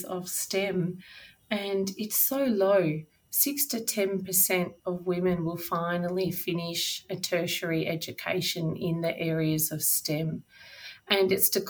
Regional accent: Charlton, Victoria, Australia; moved away as an adult; also born or lived in Geelong; now in Bendigo, Australia; I grew up in Charlton, which is in north central Victoria.

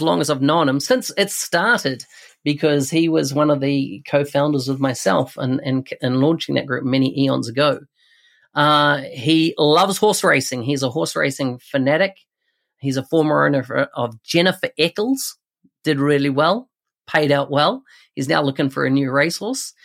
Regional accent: New Zealand; Auckland, New Zealand, so my home country

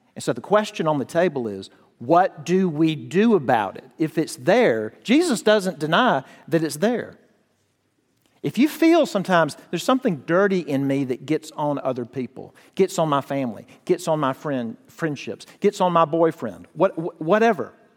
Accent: United States; I grew up near the Mississippi River

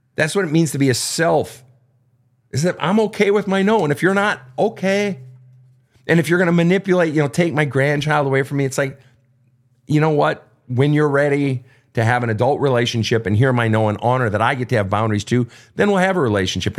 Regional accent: Minnesota, United States; I'm from Minnesota

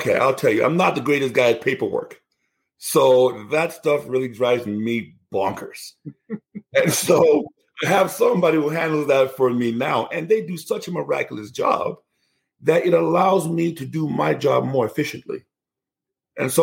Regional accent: Nigeria; Where I come from in Nigeria, I'm from the Igbo tribe

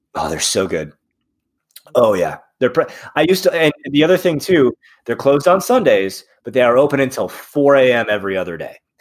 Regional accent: South Bend, Indiana, United States; now in Cincinnati, United States; I'm from South Bend, uh, Indiana

